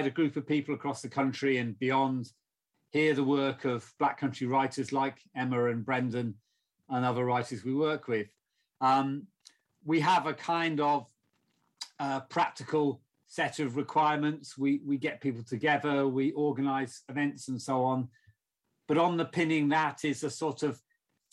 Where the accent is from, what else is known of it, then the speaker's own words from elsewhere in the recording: south of England, United Kingdom; I'm not from the Black Country. In fact, I'm from the south of England, although my family are from the northwest, Liverpool